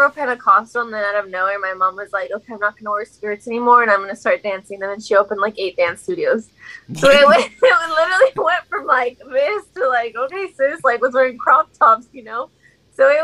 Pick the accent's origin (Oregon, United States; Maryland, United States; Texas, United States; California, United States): Texas, United States; Houston; also born or lived in Navasota, Texas / Lubbock, Texas; growing up in Texas